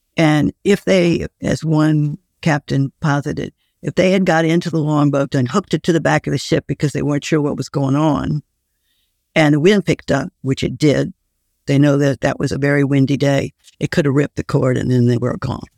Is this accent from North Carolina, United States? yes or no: no; New Orleans, Louisiana, United States; I grew up in New Orleans